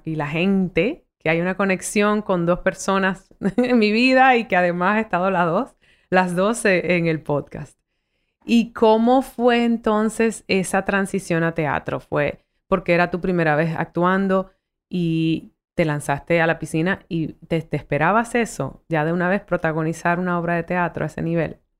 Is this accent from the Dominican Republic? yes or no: yes; Dominican Republic; accent: Dominican; also born or lived in United States / South Bronx, New York; con mi acentazo dominicano